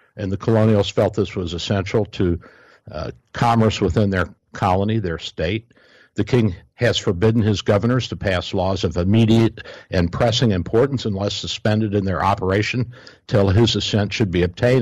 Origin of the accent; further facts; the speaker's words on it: Kentucky, United States; Kentucky, my home state.